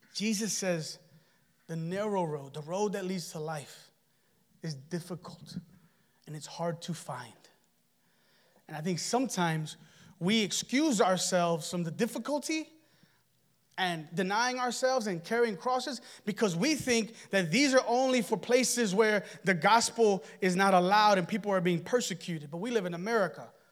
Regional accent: United States; And we're Americans.

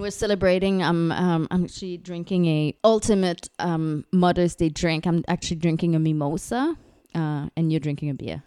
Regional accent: Canada; now in Singapore; I'm, I'm French Canadian, uh, living in Singapore with my husband, Luke

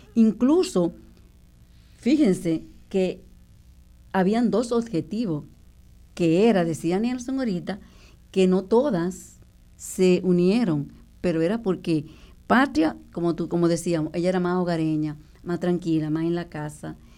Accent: Dominican Republic; moved away as an adult; now in Puerto Rico; nosotros crecimos en la República Dominicana

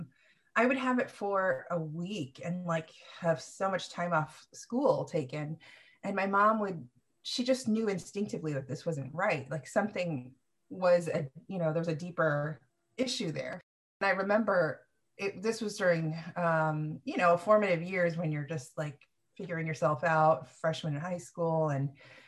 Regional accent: Sacramento, California, United States; also born or lived in Philippines / Fremont, California; Sacramento is really where I grew up and blossomed

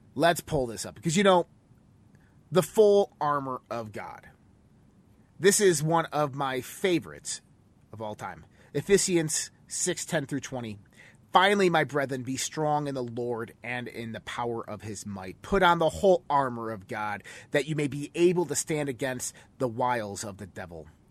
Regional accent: United States; we as American citizens

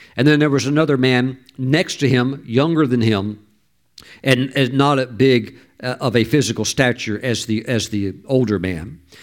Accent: the South, United States; I grew up in the South

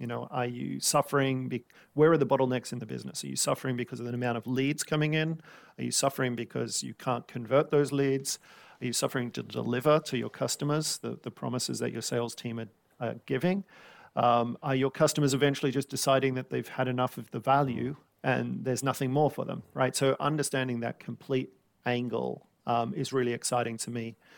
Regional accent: Sydney, New South Wales, Australia; now in London, United Kingdom; growing up around Sydney

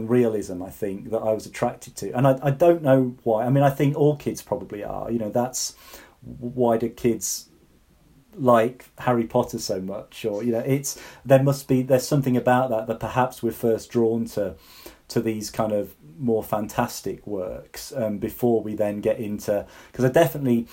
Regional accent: the Fens, East of England, United Kingdom; I grew up in the Fens

